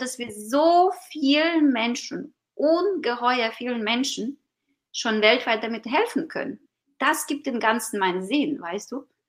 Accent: Ukraine; German is a second language; now in Germany; ich bin gebürtige Ukrainerin

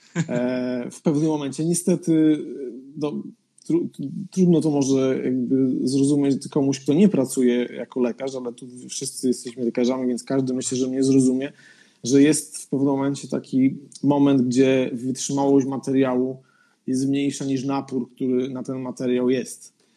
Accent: Podkarpacie, Subcarpathian Voivodeship, Poland; moved away as an adult; also born or lived in Warsaw, Poland; now in Sweden; ja nie jestem z Warszawy, jestem z Podkarpacia

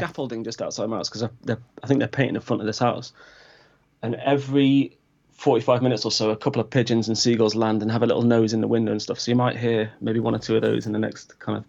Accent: Crewe, North West England, United Kingdom; now in Brighton, United Kingdom; I grew up in Crewe, just around your neck of the woods, or near your neck of the woods, I guess.

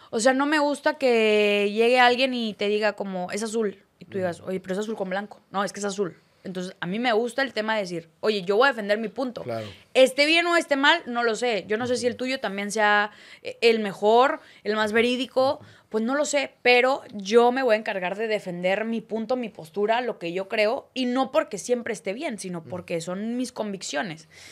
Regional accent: Torreón, Coahuila, Mexico; moved away as an adult; also born or lived in Mexico City; now in Monterrey, Mexico; soy de Torreón

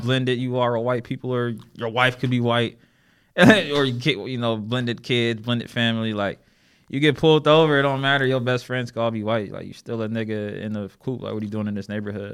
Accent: Erie, Pennsylvania, United States; now in Charlotte, United States; I'm from Erie, Pennsylvania originally, but I've been in Charlotte for quite some time

